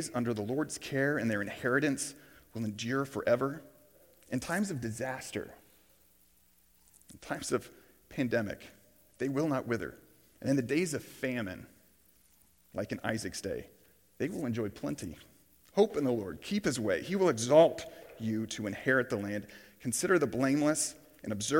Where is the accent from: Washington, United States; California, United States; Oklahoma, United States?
Oklahoma, United States; Tulsa; I grew up here in Tulsa, Oklahoma.